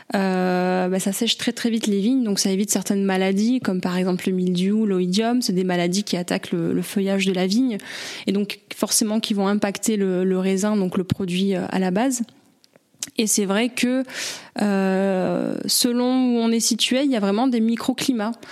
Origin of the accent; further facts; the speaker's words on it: Avignon, Provence-Alpes-Côte d'Azur, France; moi, je suis native du Vaucluse. Euh, je suis née à Avignon